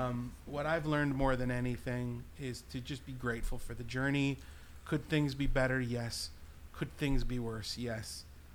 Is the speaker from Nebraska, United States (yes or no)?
no; Milwaukee, Wisconsin, United States; I wish my hometown would have supported the 20-year-old Kevin Suker and the 20-year-old … differently.